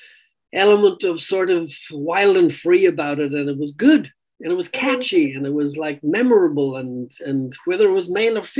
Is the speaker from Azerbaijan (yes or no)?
no; Ireland; being Irish